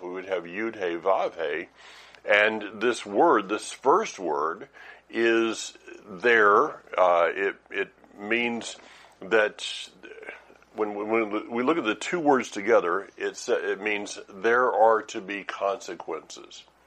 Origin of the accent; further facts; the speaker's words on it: the South, United States; I am from the South